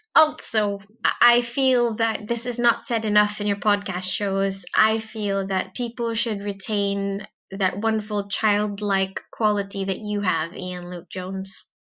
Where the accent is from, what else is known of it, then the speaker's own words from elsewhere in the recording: Philippines; now in United Kingdom; when I was young in the in in the Philippines